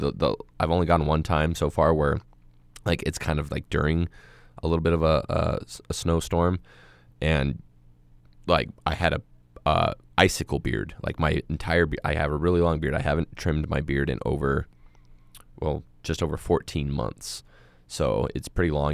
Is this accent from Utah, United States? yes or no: yes; Moab, Utah, United States; I was born and raised in Moab, and I'm a desert rat